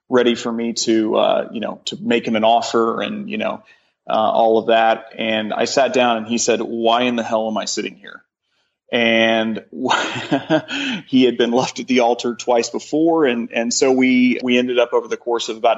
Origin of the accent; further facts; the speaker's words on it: Joplin, Missouri, United States; now in Columbia, United States; I grew up in Joplin